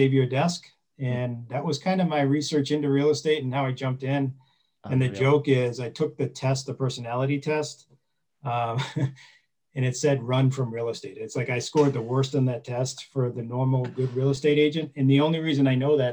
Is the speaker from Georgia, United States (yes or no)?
no; Wolfeboro, New Hampshire, United States; also born or lived in Portsmouth, New Hampshire; I'm from New Hampshire, but specifically Lake Winnipesaukee area. I'm in the Wolfboro side.